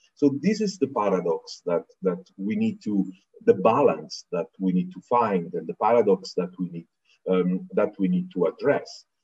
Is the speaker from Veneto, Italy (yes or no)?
no; Naples, Campania, Italy; I come from Naples, in the heart of the Mediterranean